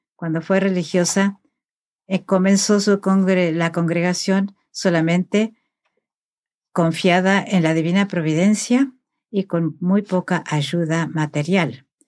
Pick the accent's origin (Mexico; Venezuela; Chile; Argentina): Argentina; moved away; soy argentina